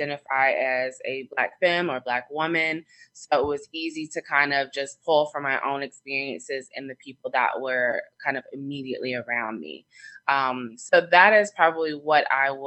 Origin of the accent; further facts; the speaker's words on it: Atlanta, Georgia, United States; now in Washington, DC area, United States; I live in the DC area, but I'm from Atlanta